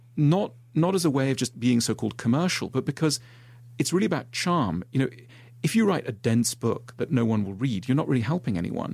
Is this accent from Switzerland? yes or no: yes; Switzerland; I grew up in Switzerland